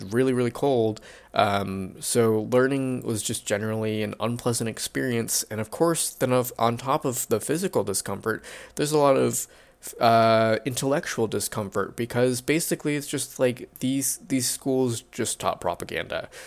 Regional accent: United States; because I'm Japanese American

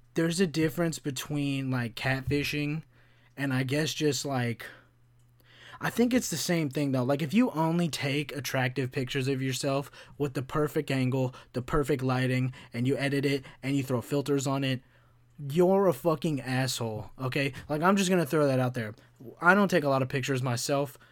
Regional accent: Kentucky, United States; when I grew up in Kentucky

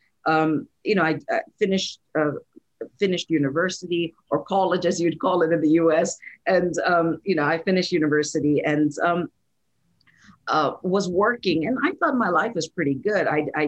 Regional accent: India; born there; also born or lived in Saudi Arabia; I'm born in India. I'm from India, and technically, you know, India is a Hindu nation. I was raised in Saudi Arabia.

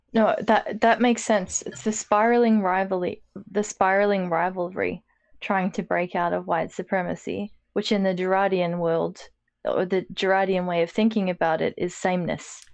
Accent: Australia

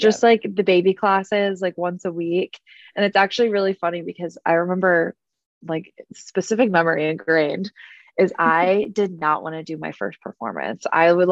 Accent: Westfield, Indiana, United States; I grew up in Westfield, Indiana, which is a suburb of Indianapolis. So I've been an indie girl, born and raised my whole life

